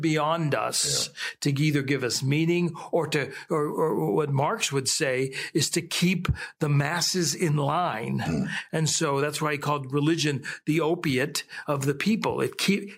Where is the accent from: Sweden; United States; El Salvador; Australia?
United States; Youngstown, Ohio; I grew up in the Warren Youngstown area